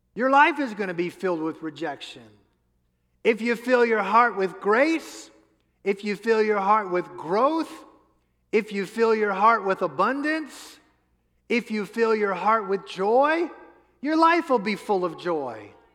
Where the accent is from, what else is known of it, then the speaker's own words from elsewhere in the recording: New Orleans, Louisiana, United States; I grew up in New Orleans